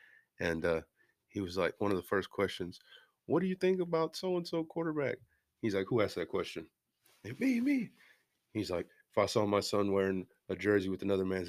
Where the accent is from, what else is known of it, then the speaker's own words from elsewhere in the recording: Arlington, Texas, United States; I'm from Arlington